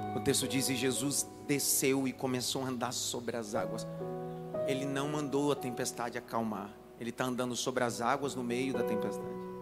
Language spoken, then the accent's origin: Portuguese; Northeast Region, Brazil; now in São Paulo, Brazil; Vocês sabem que eu sou nordestino. Por mais que seja cidadão paulistano, aqui é sangue nordestino